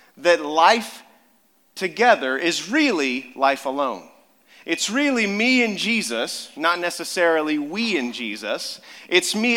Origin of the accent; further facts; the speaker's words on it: Amarillo, Texas, United States; moved away; I grew up down in Amarillo, Texas, West Texas